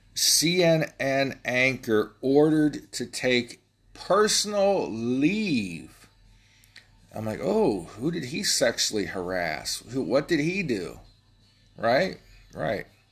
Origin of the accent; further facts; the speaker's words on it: Ohio, United States; I'm from Ohio